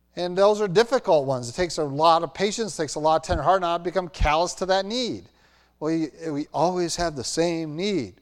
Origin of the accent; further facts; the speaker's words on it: Roanoke, Virginia, United States; moved away; I grew up in Roanoke, Virginia, graduated from Roanoke Valley Christian Schools